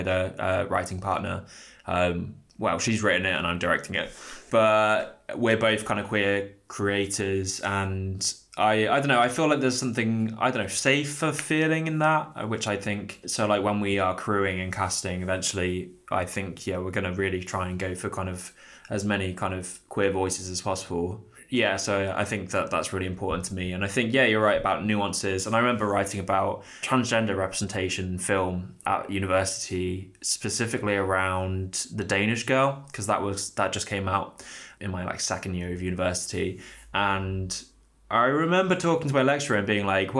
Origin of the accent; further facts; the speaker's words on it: near Peterborough, East of England, United Kingdom; I grew up near Peterborough